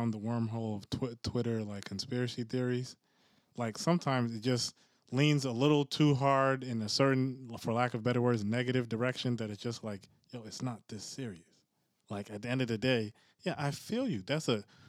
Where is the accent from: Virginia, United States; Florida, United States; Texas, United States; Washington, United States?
Virginia, United States; Fredericksburg; also born or lived in Maryland; I grew up in Maryland and Fredericksburg, Virginia